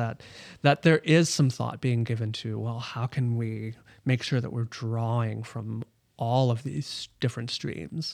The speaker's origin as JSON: {"language": "English", "town": "Omaha", "region": "Nebraska", "country": "United States", "tie": "born or raised there", "moved": "as an adult", "said": "growing up in Omaha, Nebraska"}